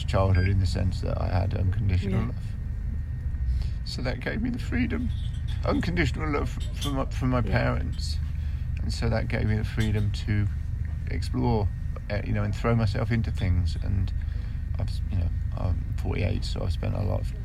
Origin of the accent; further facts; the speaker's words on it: Kettering, East Midlands, United Kingdom; I was born in Kettering, which is a small town in Northamptonshire, you know, and it was rough when I was growing up.